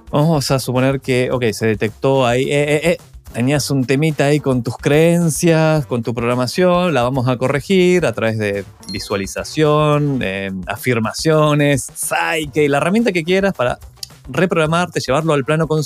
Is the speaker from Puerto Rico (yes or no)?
no; Argentina; also born or lived in Chile; Bueno, yo soy argentino, viví. los últimos 20 años viví en Chile, ahora estoy de nuevo, digamos, viviendo la aventura un poco acá.